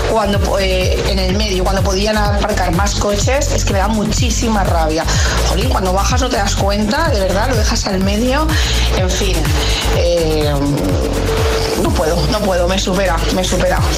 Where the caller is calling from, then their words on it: Valencia, Valencian Community, Spain; de Valencia.